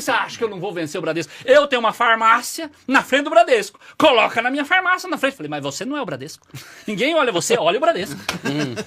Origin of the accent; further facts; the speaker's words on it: northern Paraná, Brazil; eu sou do norte do Paraná